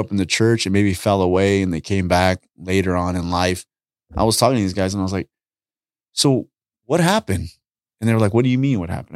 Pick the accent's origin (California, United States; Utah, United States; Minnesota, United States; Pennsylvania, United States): California, United States; Los Angeles; I grew up in Southeast L A.